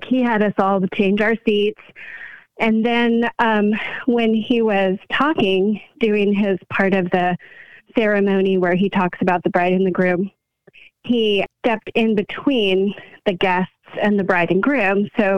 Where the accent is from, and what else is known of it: California, United States